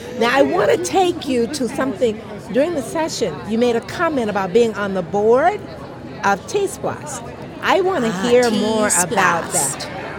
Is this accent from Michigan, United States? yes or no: yes; Grand Rapids, Michigan, United States; now in Atlanta, United States; I'm from Grand Rapids, Michigan. When I moved to Atlanta